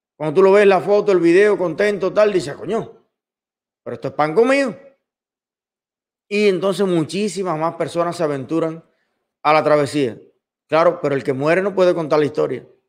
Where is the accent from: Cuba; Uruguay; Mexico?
Cuba; A los cubanos donde nos gustaría vivir y haber vivido siempre toda la vida es en Cuba